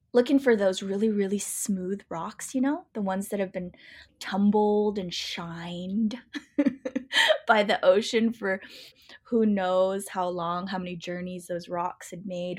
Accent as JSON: {"language": "English", "region": "Pacific Northwest", "country": "United States", "tie": "born or raised there", "said": "I grew up in the Pacific Northwest"}